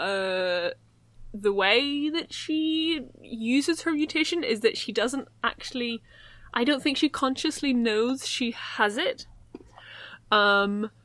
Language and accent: English; Ireland; accent: Irish; I'm the Irish one. You can tell my voice by the Irish accent.